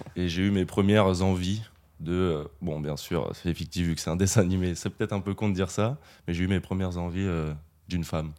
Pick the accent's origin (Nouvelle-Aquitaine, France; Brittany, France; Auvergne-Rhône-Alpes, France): Nouvelle-Aquitaine, France; Limoges; moved away as an adult; now in Bordeaux, France; Je viens pas de Bordeaux, je viens de Limoges